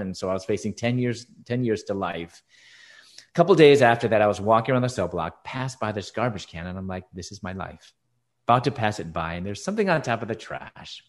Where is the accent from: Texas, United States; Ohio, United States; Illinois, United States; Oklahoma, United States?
Illinois, United States; Chicago; moved away as an adult; also born or lived in Louisville, Kentucky; I was born and raised in Chicago